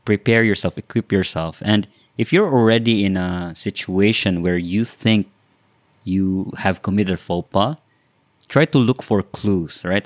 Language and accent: English; Philippines